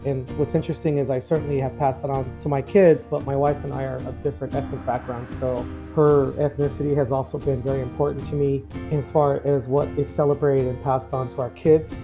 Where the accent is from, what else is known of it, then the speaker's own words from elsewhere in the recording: Los Angeles, California, United States; moved away as an adult; also born or lived in Tucson, Arizona; now in Sahuarita, United States; I actually was born and raised in the Los Angeles area